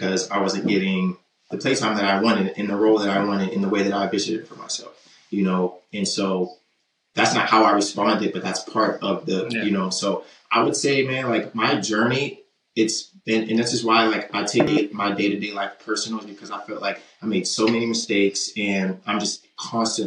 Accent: Baltimore, Maryland, United States; moved away as an adult; now in Midwest, United States; I'm from West Baltimore

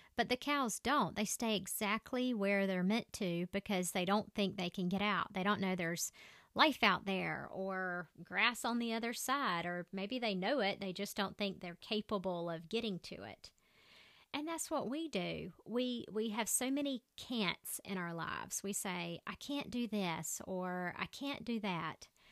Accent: Southern, United States; accent: crazy Southern; My accent is so crazy Southern

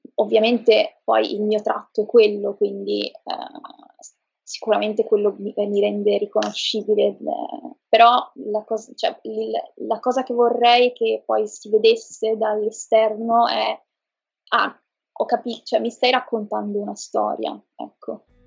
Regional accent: Trieste, Friuli-Venezia Giulia, Italy; moved away as an adult; now in Milan, Italy; sono di Trieste, però vivo da qualche anno a Milano

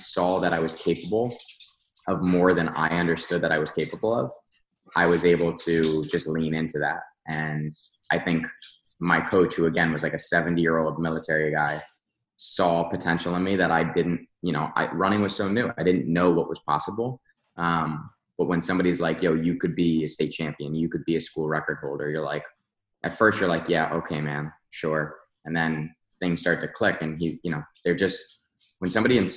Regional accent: Westfield, United States; Westfield itself, my hometown, where the gyms are located now and where I'm still based

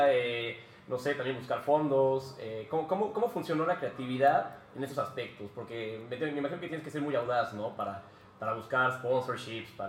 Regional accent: Mexico; somos mexicanos, un espacio donde honramos, descubrimos y seguimos celebrando la creatividad mexicana.

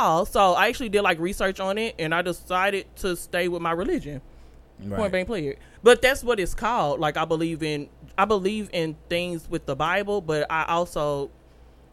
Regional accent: Dallas, Texas, United States; I'm from Dallas, Texas. 18 years, born and raised Christian.

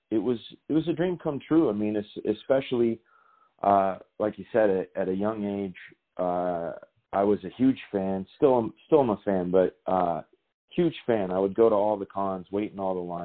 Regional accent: Martinez, California, United States; moved away as an adult; now in Georgia, United States; access television show in my hometown of Martinez, California

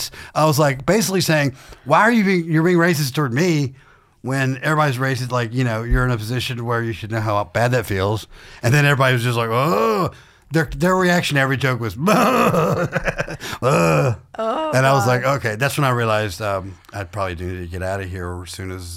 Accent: Warm Springs, Georgia, United States; also born or lived in Baghdad, Iraq; so I was born in Baghdad, Iraq to Catholic parents, but I grew up in south middle Georgia in a town called Warm Springs, Georgia, a town of 500 people where I grew up on a farm.

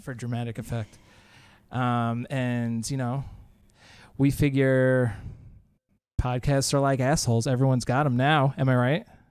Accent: Long Island, New York, United States; we are from Long Island

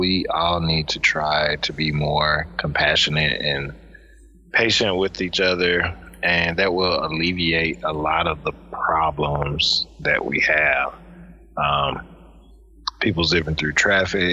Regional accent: the South, United States; I grew up with in the South

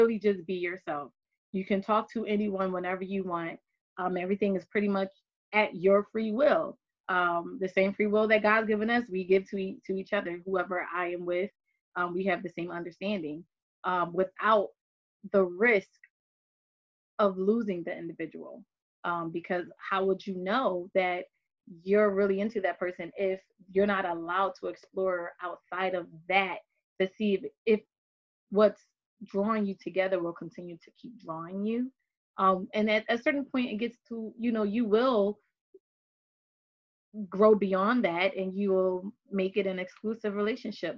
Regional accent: Philadelphia, Pennsylvania, United States; born and raised in Philadelphia

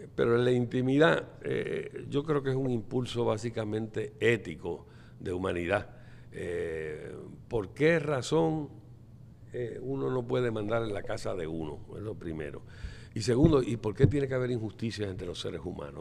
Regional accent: Aibonito, Puerto Rico; yo me crié en Ay Bonito y estuve allí hasta cuarto grado.

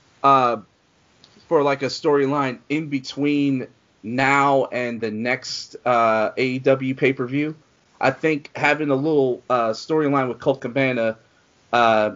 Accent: Philadelphia, Pennsylvania, United States; in my hometown in Philly

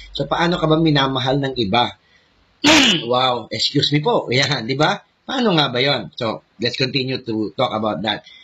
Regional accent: Philippines; tayong mga Pinoy

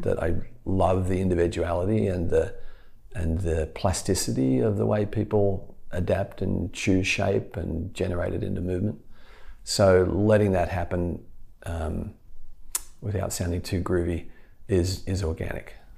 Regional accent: Australia; moved away; as an Australian

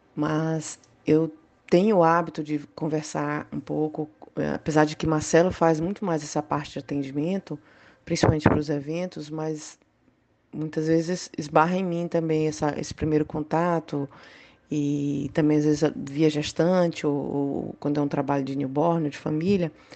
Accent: Salvador, Bahia, Brazil; eu sou de Salvador

